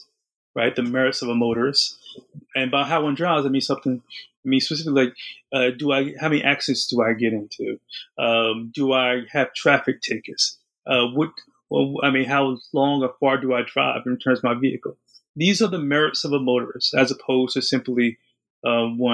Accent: New Jersey, United States; I'm from New Jersey. My family's from New Jersey

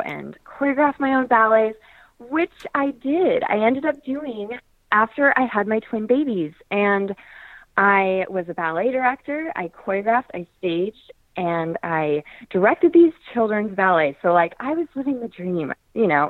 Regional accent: Portland, Oregon, United States; I grew up in Portland, Oregon

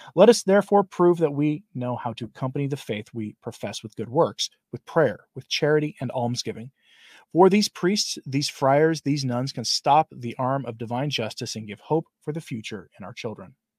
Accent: Portland, United States; moved away; I'm from Portland originally

